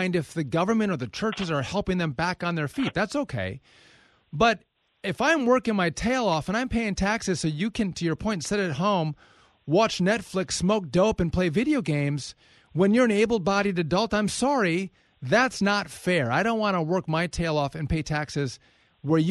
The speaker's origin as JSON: {"language": "English", "region": "Wisconsin", "country": "United States", "tie": "born or raised there", "said": "I'm born and raised a Wisconsin guy."}